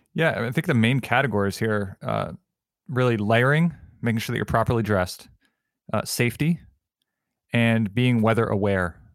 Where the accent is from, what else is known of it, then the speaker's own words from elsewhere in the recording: Connecticut, United States; growing up in Connecticut